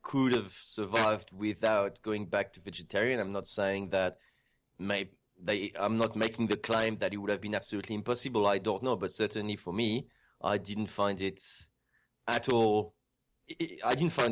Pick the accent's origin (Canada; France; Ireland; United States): France; moved away as an adult; also born or lived in Djibouti; now in Australia; I grew up in France